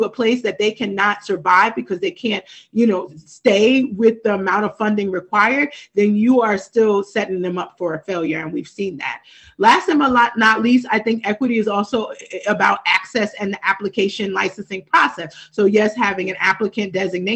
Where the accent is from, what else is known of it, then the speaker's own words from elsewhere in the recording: Trenton, New Jersey, United States; I know growing up in Trenton.